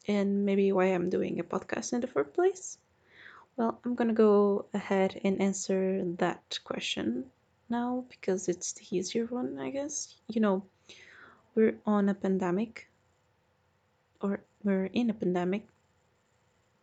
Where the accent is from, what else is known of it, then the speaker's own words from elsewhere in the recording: Portugal; I'm from Portugal